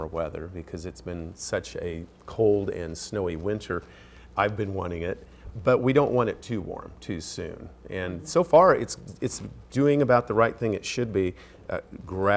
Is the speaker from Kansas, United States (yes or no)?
yes; Belleville, Kansas, United States; moved away as an adult; now in Missoula, United States; my hometown of Belleville, Kansas